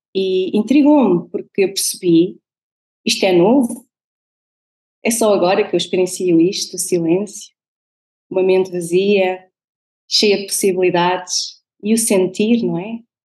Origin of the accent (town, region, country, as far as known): Portugal; born or raised there; moved away as an adult; also born or lived in Venezuela; now in Netherlands